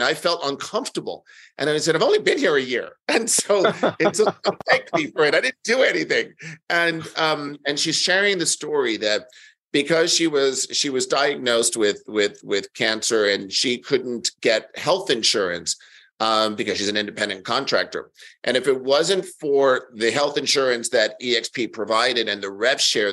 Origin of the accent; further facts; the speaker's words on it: New York, United States; I'm born and raised in New York